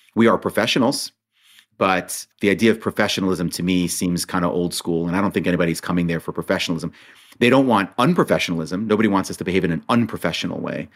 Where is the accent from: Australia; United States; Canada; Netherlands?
United States; Monsey, New York; also born or lived in Israel; I grew up in Muncie, New York